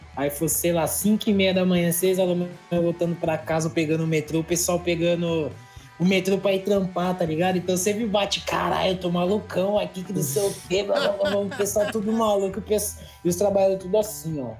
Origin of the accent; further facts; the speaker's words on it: São Paulo, Brazil; eu que sou daqui